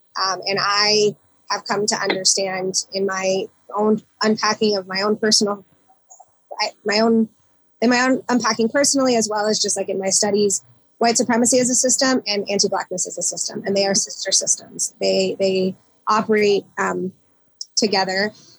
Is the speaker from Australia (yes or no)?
no; Philippines; even as Filipino people or dark skinned Asians, you know, the last time I was in the Philippines